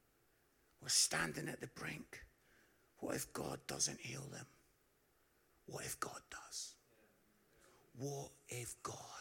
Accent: Edinburgh, Scotland, United Kingdom; moved away as an adult; also born or lived in Barnsley; some of you can pick up from my accent, I'm from Edinburgh

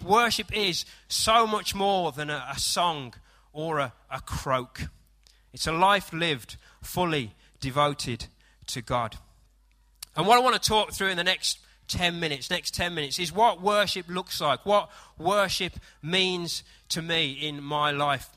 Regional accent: United Kingdom; I am British

